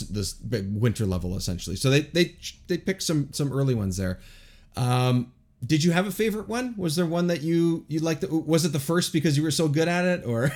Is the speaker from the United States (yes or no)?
no; Toronto area, Ontario, Canada; born or raised there